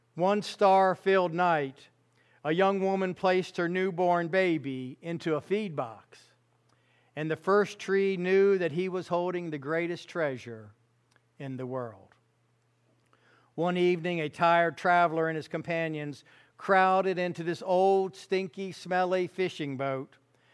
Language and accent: English; Fairfax County, Virginia, United States; I grew up in Fairfax County, Virginia, a little place. It was a little place when I was a kid, seriously.